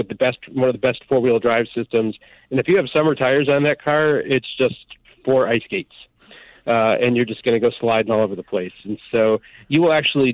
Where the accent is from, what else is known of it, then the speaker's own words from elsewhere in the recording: Midwest, United States; moved away; I grew up in the Midwest where, you know, there were bad snowstorms